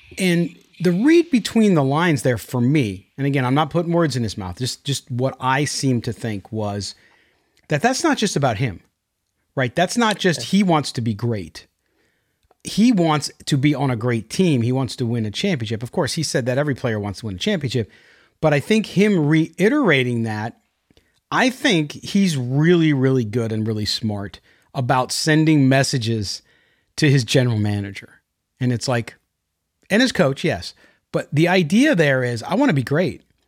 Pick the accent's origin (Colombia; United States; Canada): United States; Park Ridge, Illinois; moved away; I was born in Park Ridge, so Northwest suburbs.